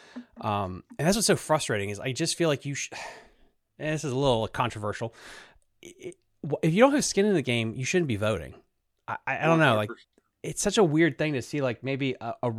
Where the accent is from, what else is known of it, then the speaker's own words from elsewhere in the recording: Sleeter Lake, Virginia, United States; I grew up on Sleeters, and before Sleeters got completely bought out by a development